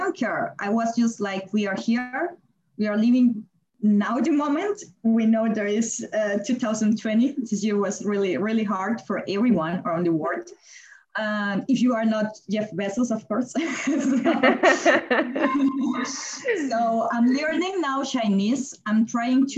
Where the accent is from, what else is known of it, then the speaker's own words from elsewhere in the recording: Colombia; moved away as an adult; also born or lived in Germany; now in Beijing, China; I'm from Colombia and I stayed in Germany